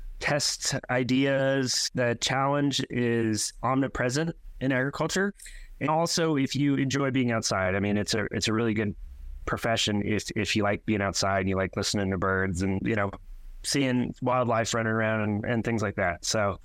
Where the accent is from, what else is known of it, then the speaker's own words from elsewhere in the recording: California, United States; moved away as an adult; now in Newfoundland, Canada; I grew up in an agricultural area in California and had a lot of access to farm work.